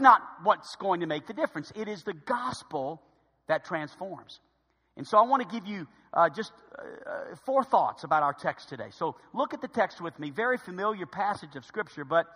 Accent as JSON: {"language": "English", "country": "United States", "said": "to be an American"}